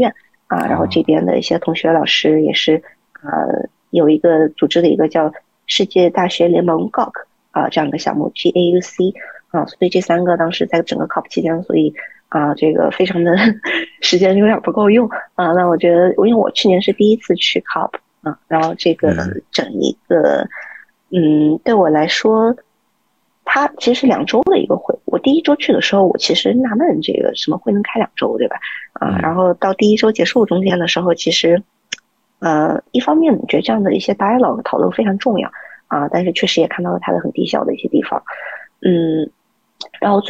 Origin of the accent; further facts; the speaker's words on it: China; 特别尤其是作为一个中国人，在这个。呃，社群里面的时候啊，经常我在一个峰会的时候会被 treated as a government official